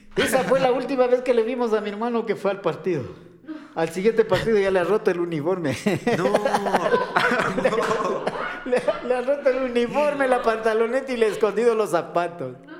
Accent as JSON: {"language": "Spanish", "town": "Quito", "region": "Pichincha", "country": "Ecuador", "said": "nosotros los quiteños, eh, yo soy quiteño, parezco alemán, pero soy quiteño"}